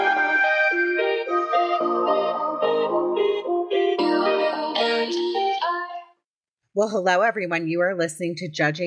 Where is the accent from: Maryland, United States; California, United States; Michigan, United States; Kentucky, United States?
Maryland, United States; Potomac; I'm from Potomac, Maryland.